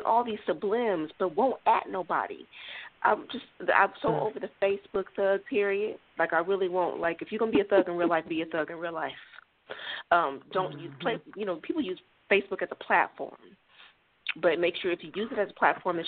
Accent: Sacramento, California, United States; moved away as an adult; also born or lived in Mobile, Alabama / Melbourne, Florida / Rochester, New York; now in Texas, United States; I was born and raised in Sacramento, California

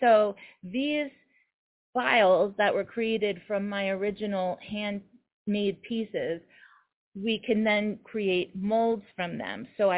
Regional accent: New York City, New York, United States; So I love being in New York. I'm a New Yorker, and I, you know, we sacrifice on space, on closet space.

